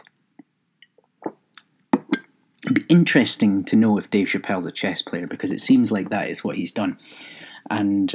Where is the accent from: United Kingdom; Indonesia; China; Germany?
United Kingdom; Scotland; being British but Scottish